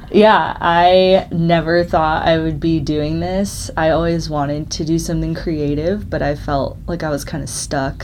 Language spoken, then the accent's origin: English; Scottsdale, Arizona, United States; moved away as an adult; now in Colorado, United States; I grew up in Scottsdale